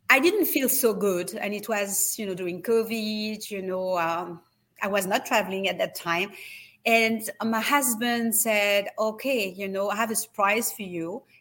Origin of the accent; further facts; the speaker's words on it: France; accent: French; English is a second language; now in United States; need to have a better accent if I'm continuing to live in the States as I do. You know, I still have my French accent.